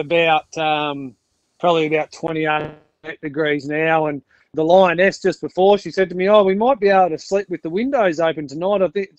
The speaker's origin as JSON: {"language": "English", "region": "Victoria", "country": "Australia", "also_born_or_lived": "Idaho, United States", "moved": "yes", "said": "I'm from Victoria originally. So we get there 42 degree days in Western Vic, and then we get the -3s as well in the winter time. But I went over to the States and lived and worked over in Idaho for a while"}